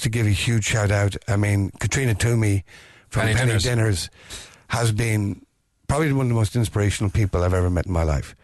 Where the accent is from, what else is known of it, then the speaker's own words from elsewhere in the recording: County Meath, Ireland; moved away as an adult; now in Dublin, Ireland; I'm originally from County Meath, but I've been living in Dublin for the last 50 years